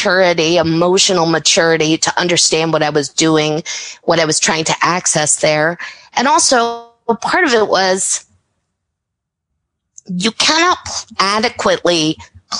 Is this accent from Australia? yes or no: no; Chicago, Illinois, United States; I grew up in the Chicago area